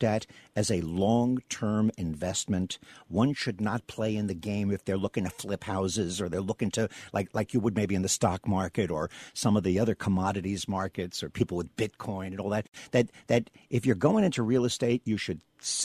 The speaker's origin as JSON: {"language": "English", "town": "Farmingdale", "region": "New York", "country": "United States", "tie": "born or raised there", "also_born_or_lived": "Brooklyn, New York / Queens, New York", "said": "When I was a kid, we grew up on Long Island. My father bought a house. I come from Brooklyn and then lived briefly in an apartment in Queens. And then when I was 6 years old, we moved to a new development in Farmingdale, Long Island"}